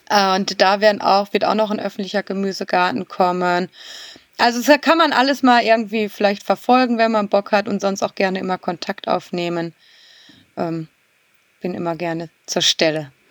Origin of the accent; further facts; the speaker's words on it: Kranenburg, North Rhine-Westphalia, Germany; weil ich gerade die Ehre habe und meinen Heimat, Ort komplett umzugestalten mit dem großen Thema grüne Gartenstadt Kranenburg